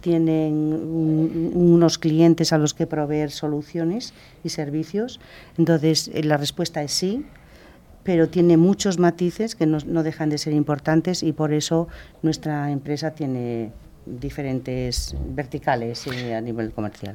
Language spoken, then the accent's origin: Spanish; Castile and León, Spain; nací en León